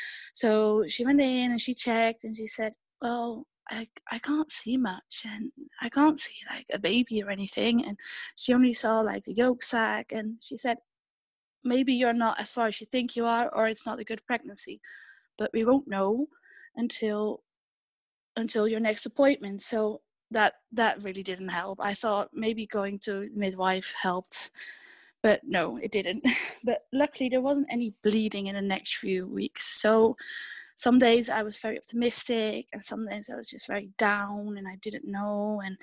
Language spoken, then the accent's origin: English; Netherlands; English is a second language; moved away; also born or lived in United Kingdom; I've lived in the UK for a few years, so that's probably where I picked up my accent.